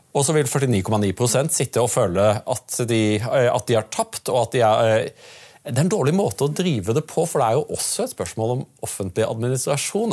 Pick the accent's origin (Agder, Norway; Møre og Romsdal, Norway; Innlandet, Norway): Agder, Norway; Audnedal; now in Oslo, Norway; som meg født på Sørlandet